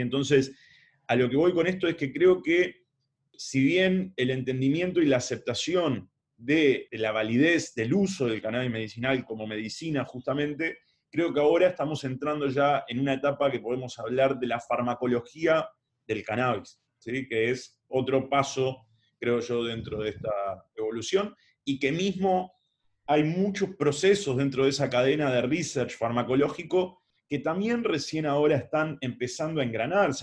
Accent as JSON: {"language": "Spanish", "country": "Uruguay", "said": "Siendo uruguayo"}